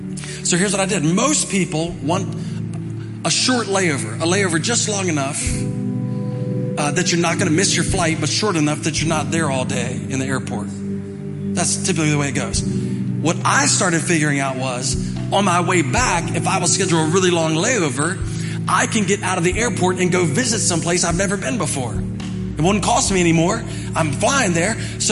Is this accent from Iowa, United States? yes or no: no; Arden, West Virginia, United States; from Arden, West Virginia. That's where I grew up.